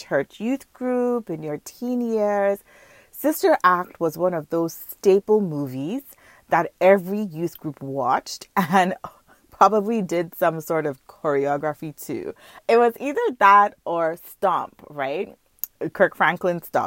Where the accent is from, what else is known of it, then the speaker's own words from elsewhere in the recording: Nigeria; now in Markham, Canada; I grew up in Nigeria